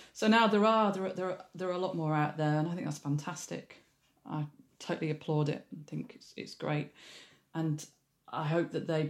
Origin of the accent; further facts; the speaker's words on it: Leeds, Yorkshire and the Humber, United Kingdom; moved away; I'm from Leeds originally